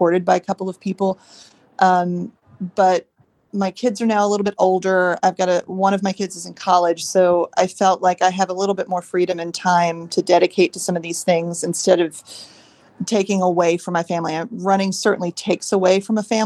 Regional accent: Mount Sterling, Kentucky, United States; also born or lived in Germany; now in Northern Kentucky, United States; So I've only known really being raised in Kentucky

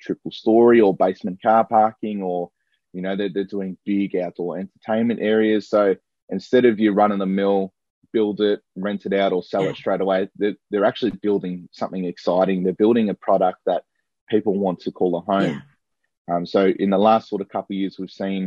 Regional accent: South Morang, Victoria, Australia; grew up in South Murray, not too far away

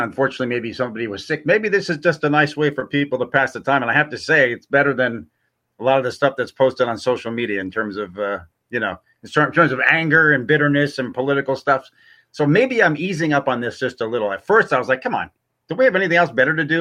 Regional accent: New York, United States; I'm from New York

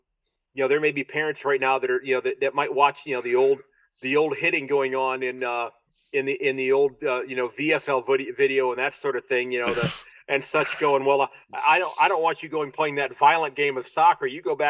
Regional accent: United States; I'm this American who's fallen in love with your game.

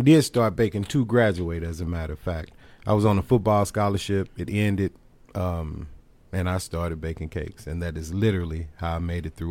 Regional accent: St. Louis, Missouri, United States; I am from St. Louis

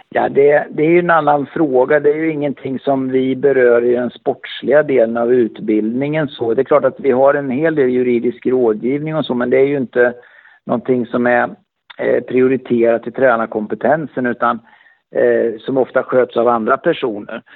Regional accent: Örebro, Örebro County, Sweden; Jag kom ju direkt från Örebro sportklubb

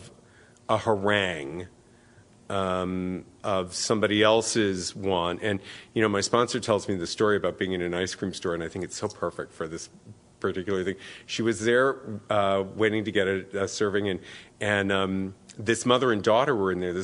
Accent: New York City, New York, United States; now in San Francisco, United States; I grew up in New York City first, and then the suburbs of New York in the 60s and the 70s

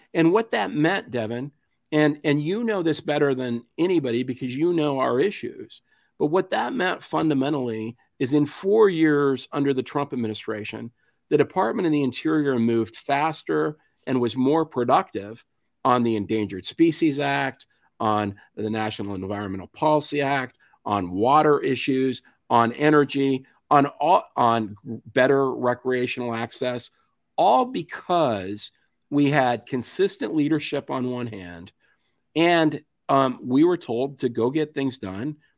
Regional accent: Rifle, Colorado, United States; I grew up in a little town in western Colorado called Rifle

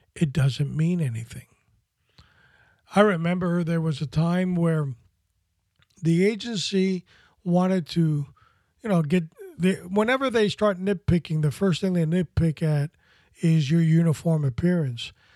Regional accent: New York City, New York, United States; I grew up in Washington Heights in Manhattan as a, as a, as a younger child.

